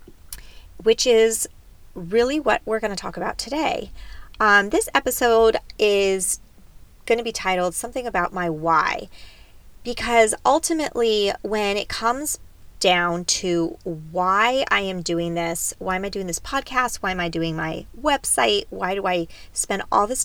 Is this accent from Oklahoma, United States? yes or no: no; San Diego, California, United States; also born or lived in Davis, California / Greece; I am a true San Diego, Southern California girl.